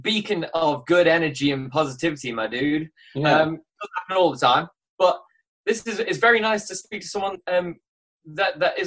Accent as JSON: {"language": "English", "country": "Isle of Man", "also_born_or_lived": "Oxford", "moved": "yes", "lives_now": "London, United Kingdom", "said": "I'm from the Isle of Man originally, but I've been in London for like the past 7 years"}